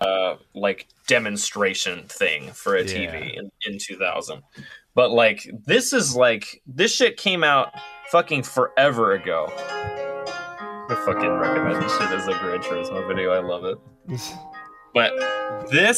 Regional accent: Seattle, Washington, United States; I grew up in the Seattle area

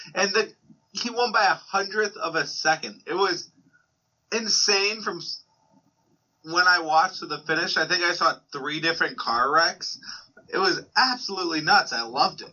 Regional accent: United States; I'm an American

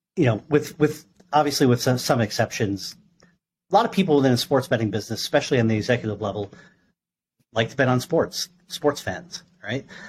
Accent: New York, United States; I grew up in New York

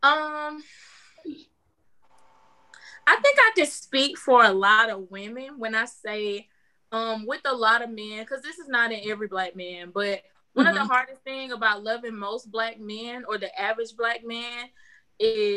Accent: Elba, Alabama, United States; I'm 22 years old, and I'm from Elba, Alabama

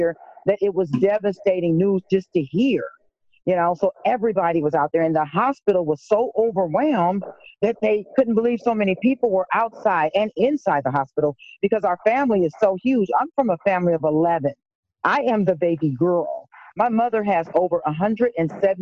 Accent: Rock Island, Illinois, United States; moved away as an adult; now in Shiloh, United States; I am, of course, a native of Rock Island, Illinois. I grew up here

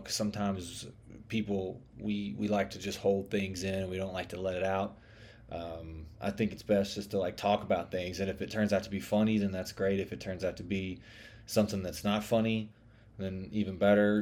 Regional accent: the South, United States; accent: Southern; I'm from the South, which you can probably tell by my accent

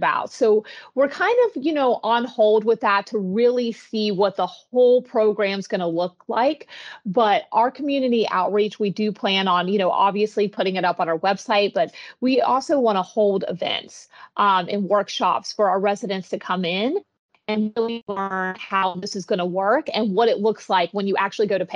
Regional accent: West Virginia, United States; also born or lived in Florida; now in Palm Coast, United States; I'm originally from West Virginia and I came down to Florida for different opportunities.

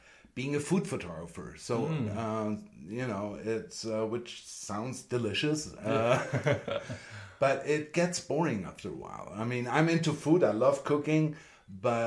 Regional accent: Vienna, Austria; moved away as an adult; also born or lived in Germany / Los Angeles, United States; now in Santa Fe, United States; I was born in Germany and grew up in Austria, and then I moved with my wife to LA in 2003

